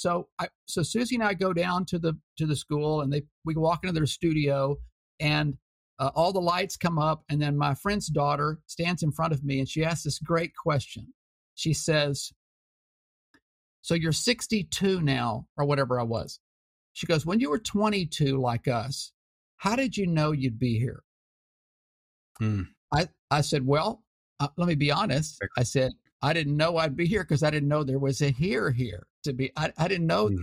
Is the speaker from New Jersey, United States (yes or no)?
no; Houston, Texas, United States; My hometown, Houston Post